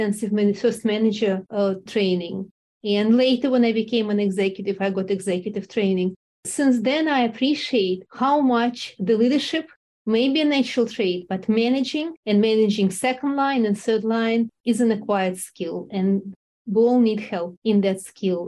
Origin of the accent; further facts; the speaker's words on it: Russia; moved away; also born or lived in Moscow; I grew up in Russia and I was groomed for all my life to be a scientist